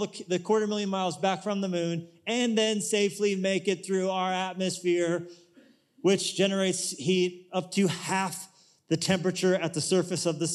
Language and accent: English; United States; we're from America